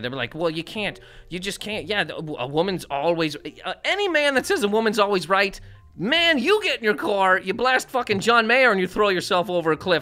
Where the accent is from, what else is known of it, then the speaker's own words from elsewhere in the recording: Nova Scotia, Canada; now in United States; where I'm from in Nova Scotia